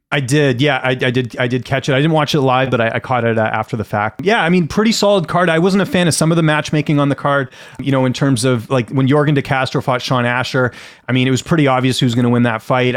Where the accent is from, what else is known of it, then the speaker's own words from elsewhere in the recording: Canada; I grew up in Canada.